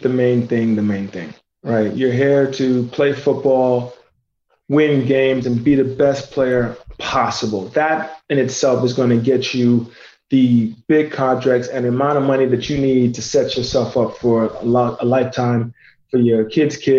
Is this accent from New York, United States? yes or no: yes; New York City, New York, United States; moved away; also born or lived in Indiana; I was born and raised in New York City